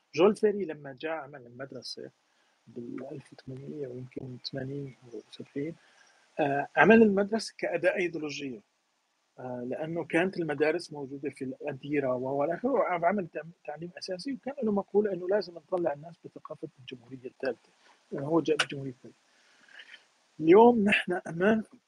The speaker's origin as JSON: {"language": "Arabic", "country": "Syria", "moved": "as an adult", "said": "أنا مثلاً من سوريا"}